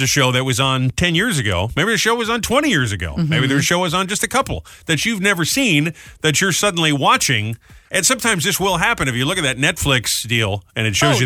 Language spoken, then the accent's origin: English; Providence, Rhode Island, United States; moved away; also born or lived in Detroit; my hometown of Providence